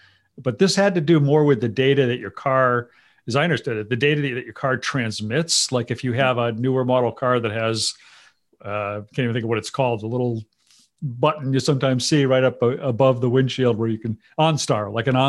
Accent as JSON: {"language": "English", "region": "Massachusetts", "country": "United States", "tie": "born or raised there", "said": "my home state here in Massachusetts."}